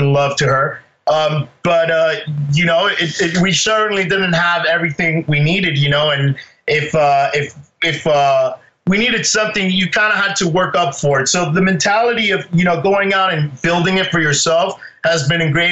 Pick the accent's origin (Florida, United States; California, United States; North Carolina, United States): Florida, United States; Miami; born or raised there; moved away as an adult; also born or lived in Spain; now in Seattle, United States